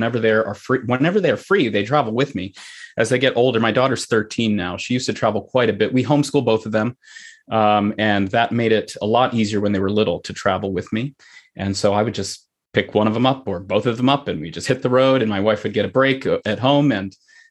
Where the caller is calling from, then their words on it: Saline, Michigan, United States; I am in Saline, Michigan, which is my home.